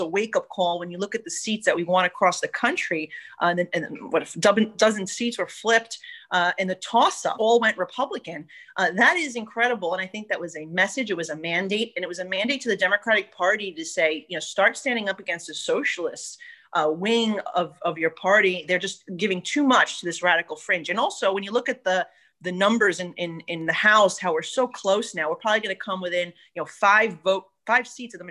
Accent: New York City, New York, United States; being that we're from New York City

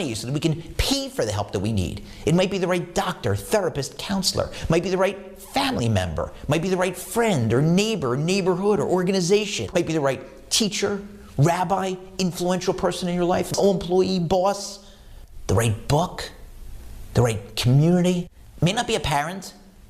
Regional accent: Philadelphia, Pennsylvania, United States; I'm from Philadelphia

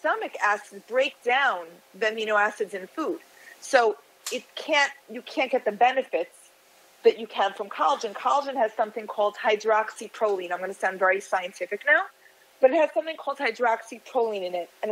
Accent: United States; moved away as an adult; now in Miami Beach, United States; I'm from the New York, New Jersey area originally, but I moved here about 25 years ago.

